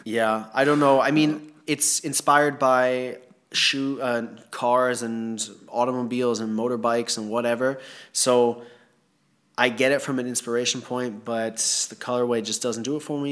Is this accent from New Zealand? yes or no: no; Thailand; growing up in Thailand